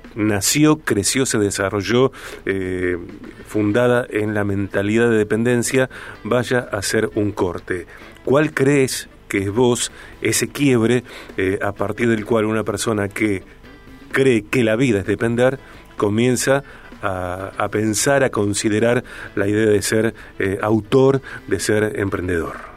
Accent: Argentina; los argentinos

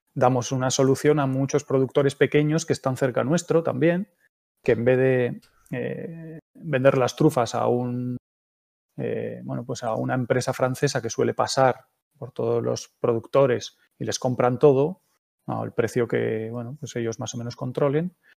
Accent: Gipuzkoa, Basque Country, Spain; moved away as an adult; also born or lived in Palencia; Soy de un pueblo de, de Guipúzcoa donde todos los años había una exposición en el frontón del pueblo

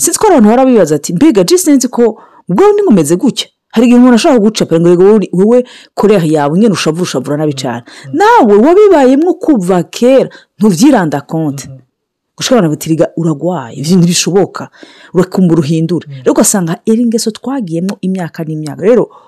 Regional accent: Burundi; moved away; nk'abarundi tuba mu mahanga

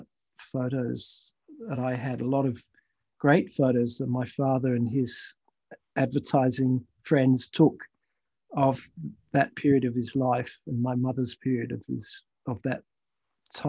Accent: Australia; also born or lived in United Kingdom / Thailand / Malaysia; I moved from where I was born in Britain, spent some time as a child in Thailand and Malaysia, and went to international schools there, and then came to Australia when I was 7 and a half

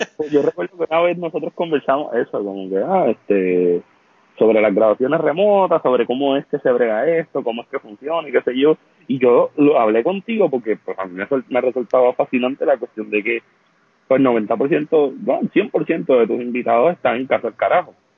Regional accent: Vega Baja, Puerto Rico; donde yo me crié acá en, en Vega Baja

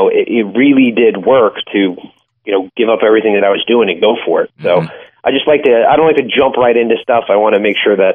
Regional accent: Maryland, United States; moved away as an adult; now in Norfolk, United States; grew up in just a little bit north in Maryland, and then moved down here about 15 years ago or so

